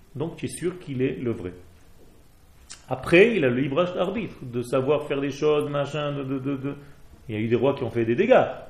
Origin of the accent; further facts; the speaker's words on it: Israel; Je ne suis pas français, je suis né en Israël.